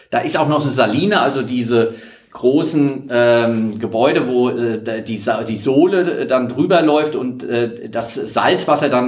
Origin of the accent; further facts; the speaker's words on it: Astheim, Hesse, Germany; Und meine Heimat, wo ich herkomme, wo ich geprägt und aufgewachsen bin, ist ähm, das kleine Dorf Astheim äh, zur Gemeinde Trebor gehört.